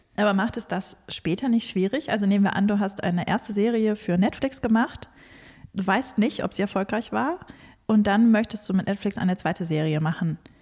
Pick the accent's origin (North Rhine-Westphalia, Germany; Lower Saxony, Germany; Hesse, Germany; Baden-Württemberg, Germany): Hesse, Germany; North; ich bin in Nordhessen aufgewachsen